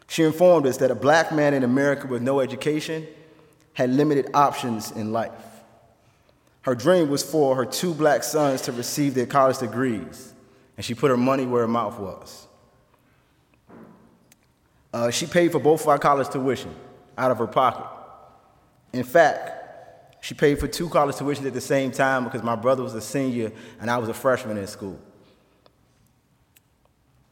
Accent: Washington, District of Columbia, United States; now in Goshen, United States; I was born and raised in Washington, D.C., in the inner city streets of Washington, D.C.

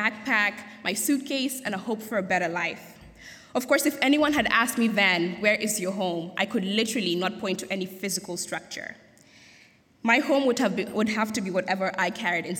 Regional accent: Kenya; moved away as an adult; now in Goshen, United States; I'm very much of the beautiful tropical country called Kenya

